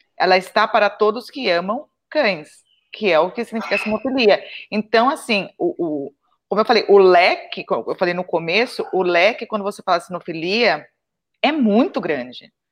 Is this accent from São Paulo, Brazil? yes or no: yes; interior of São Paulo state, Brazil; accent: caipira; eu sou paulista do interior, caipira mesmo